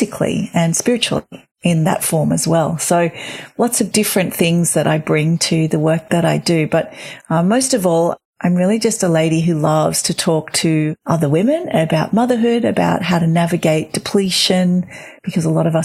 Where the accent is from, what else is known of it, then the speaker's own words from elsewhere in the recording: Australia; now in Sydney, Australia; I am an Australian mother of three